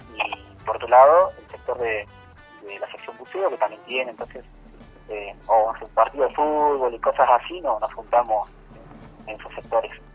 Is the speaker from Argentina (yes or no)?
yes; Buenos Aires, Argentina; soy de Buenos Aires